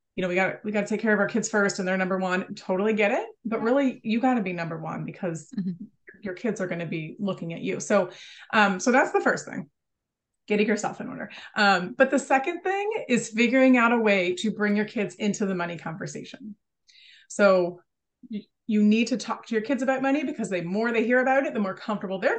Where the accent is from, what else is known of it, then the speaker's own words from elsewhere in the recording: United States; I'm from America